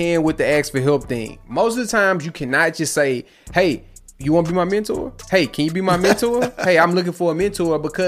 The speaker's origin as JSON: {"language": "English", "town": "Houston", "region": "Texas", "country": "United States", "said": "I'm from Houston"}